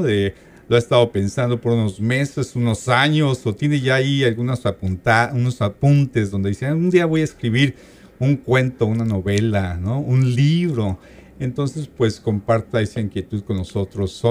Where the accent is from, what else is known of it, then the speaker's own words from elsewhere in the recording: Mexico City, Mexico; yo soy de la Ciudad de México